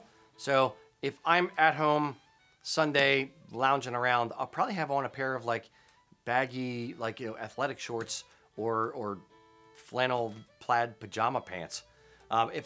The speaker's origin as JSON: {"language": "English", "country": "United States", "said": "I'm an American"}